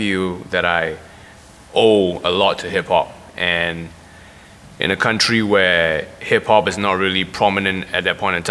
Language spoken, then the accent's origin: English; Singapore; I'm a rapper that's born and raised in Singapore